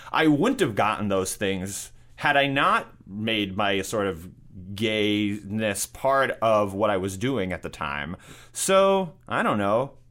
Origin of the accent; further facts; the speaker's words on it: New York City, New York, United States; I grew up in New York City, and I went to high school in Manhattan